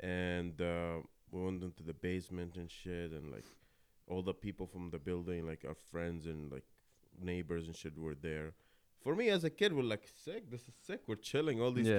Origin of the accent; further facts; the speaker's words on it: Kuwait; moved away; So my story is I was born and raised in Kuwait, you know, my father and my sister, right? We stayed there most of our, not most of my life